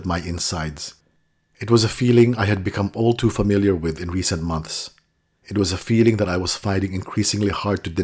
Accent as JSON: {"language": "English", "town": "Manila", "region": "Metro Manila", "country": "Philippines", "tie": "born or raised there", "said": "When I was a child growing up in Manila"}